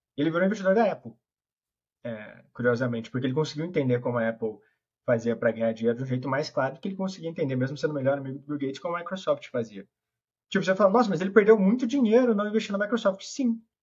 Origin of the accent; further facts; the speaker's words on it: Ribeirão Preto, São Paulo, Brazil; Sou de Ribeirão Preto